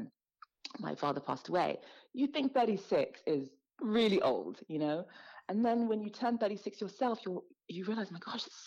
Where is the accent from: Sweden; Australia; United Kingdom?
United Kingdom; London; as a Black girl growing up in London, as an immigrant, as a minority